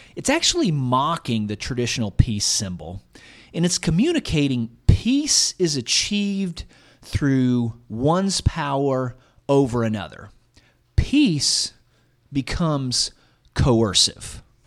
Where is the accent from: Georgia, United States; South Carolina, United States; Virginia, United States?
Georgia, United States; we had an Advent wreath at Peach Crest Christian Church in the 90s, where I grew up in Georgia